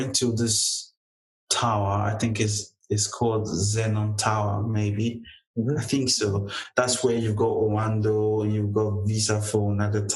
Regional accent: Delta, Nigeria; moved away as an adult; I'm not really a Lagosian, you know, I'm born and raised in Delta State

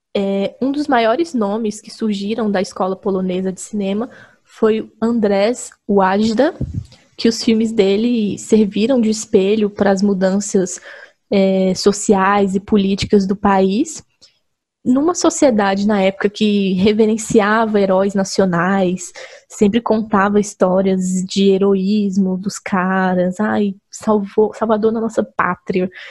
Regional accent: Brazil; a gente, como brasileiro

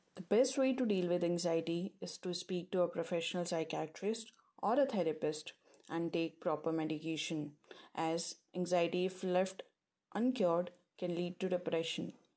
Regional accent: India; moved away as an adult; now in Nottingham, United Kingdom; I'm from India. And I recently moved to United Kingdom to pursue my master's in broadcast journalism from Nottingham Trent University

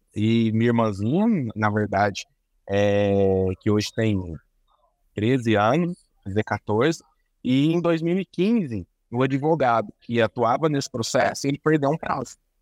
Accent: Uberaba, Minas Gerais, Brazil; Sou de Minas, sou de Minas, ah. aqui em Uberaba, no Triângulo Mineiro

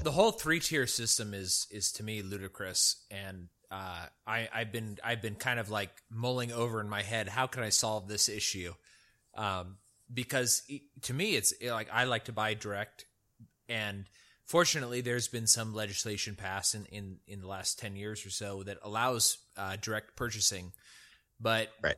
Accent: El Dorado County, California, United States; the place where I grew up in El Dorado County was at like 2,500 feet

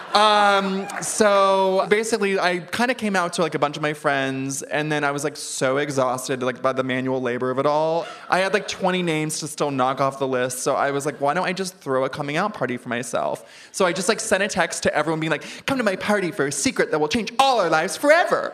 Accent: Ventura, California, United States; I'm from Ventura.

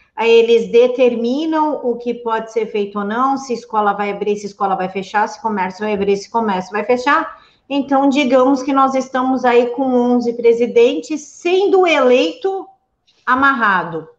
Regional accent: São Paulo, Brazil; como paulista que sou

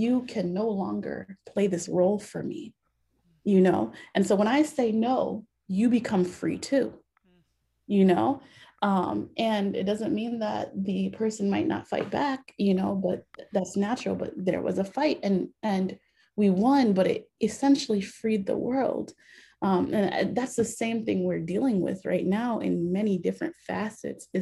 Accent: Minneapolis, Minnesota, United States; we grew up in the Haitian Christian Fellowship, which was the first Haitian church that my father started here in the Twin Cities

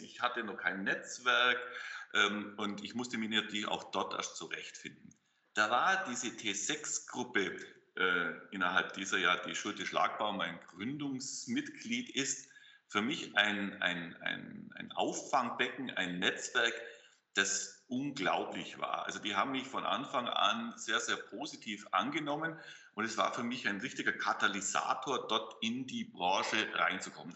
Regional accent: Augsburg, Bavaria, Germany; also born or lived in Lake Constance; now in Wuppertal, Germany; bin ich kein gebürtiger Westfale, sondern komme aus dem schönen Bayerisch-Schwaben, aus Augsburg.

